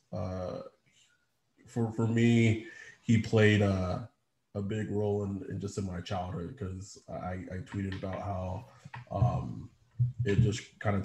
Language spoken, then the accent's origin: English; United States; we're Black men and we know how difficult it is to succeed in this country, being African American